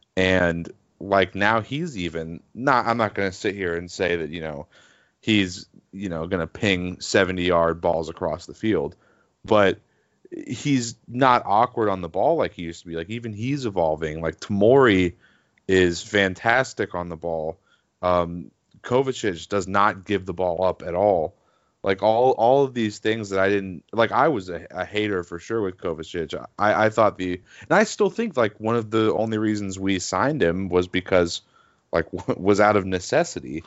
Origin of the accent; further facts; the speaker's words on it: United States; just as an American.